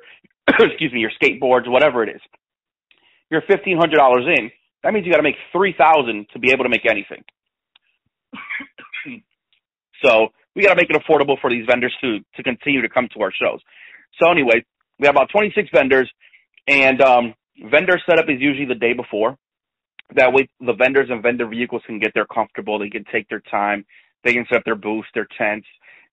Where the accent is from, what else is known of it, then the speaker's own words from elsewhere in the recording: Myrtle Beach, South Carolina, United States; it is my hometown